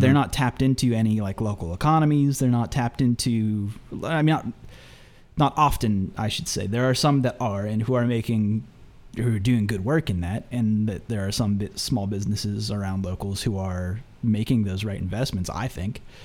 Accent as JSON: {"language": "English", "country": "United States", "said": "I say Phenom because I'm from the United States"}